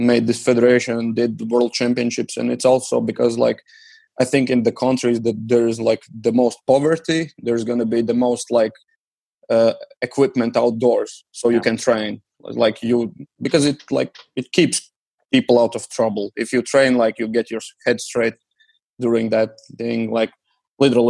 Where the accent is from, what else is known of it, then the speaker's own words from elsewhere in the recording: Riga, Latvia; my hometown, Riga.